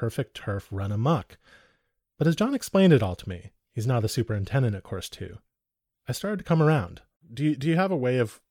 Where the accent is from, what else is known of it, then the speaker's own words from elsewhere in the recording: United States; I grew up in America